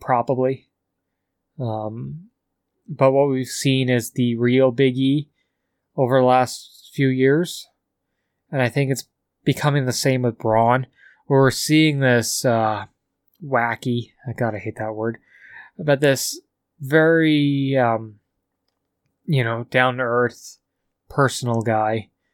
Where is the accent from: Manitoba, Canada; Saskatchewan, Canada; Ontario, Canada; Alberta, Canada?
Alberta, Canada; Calgary; from Calgary